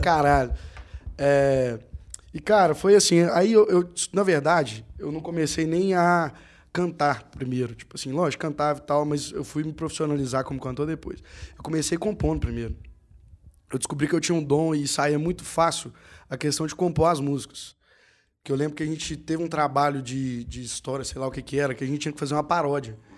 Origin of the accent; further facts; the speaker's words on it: Conceição do Mato Dentro, Minas Gerais, Brazil; eu sou de Conceição do Mato ah, Dentro